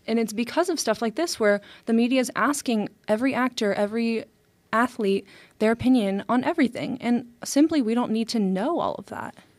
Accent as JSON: {"language": "English", "country": "United States", "said": "As an American"}